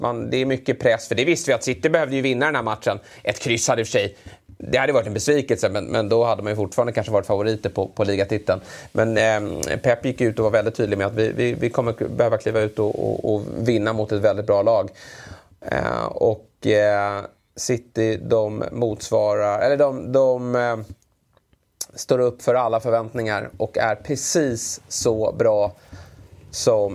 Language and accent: Swedish; Sweden; som svensk